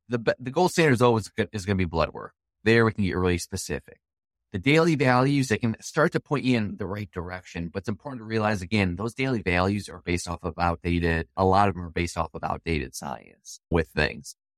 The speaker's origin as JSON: {"language": "English", "region": "Wisconsin", "country": "United States", "said": "I'm from Wisconsin, the dairy states"}